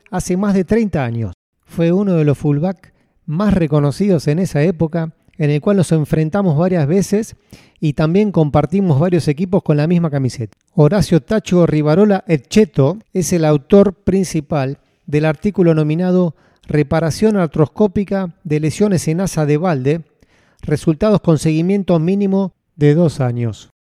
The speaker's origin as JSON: {"language": "Spanish", "country": "Argentina", "moved": "yes", "lives_now": "Abu Dhabi, United Arab Emirates", "said": "soy argentino y actualmente trabajo en el RIM Hospital de Abu Dhabi"}